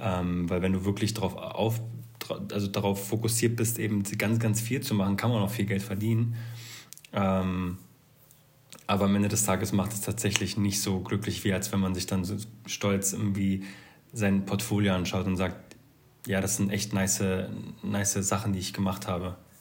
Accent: Berlin, Germany; ich komme zwar aus Berlin

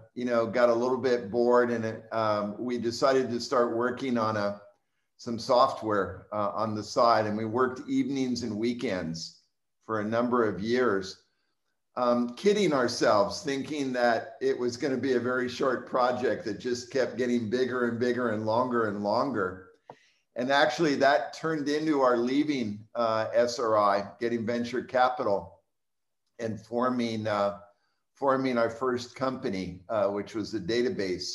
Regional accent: Southern California, United States; moved away as an adult; also born or lived in Israel / Bay Area, California; now in Austin, United States; I grew up in Southern California. I live in Austin, Texas now

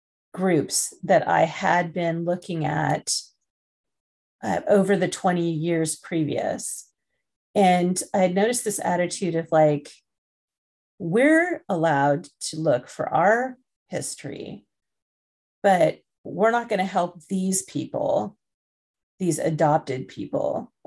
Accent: England, United Kingdom; born there; I guess I have to be careful because I was born in England.

